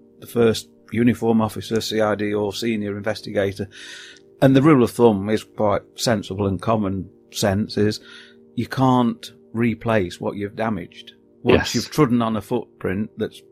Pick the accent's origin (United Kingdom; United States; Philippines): United Kingdom; England; I'm here from England.